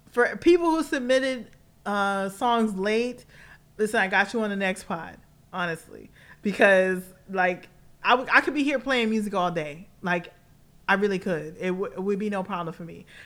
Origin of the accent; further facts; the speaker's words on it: Los Angeles, California, United States; also born or lived in New York; a Los Angeles native, I mean, I'm all I represent all LA all day, even though sometimes I sound like I'm from New York, and I know some of y'all are straight up confused.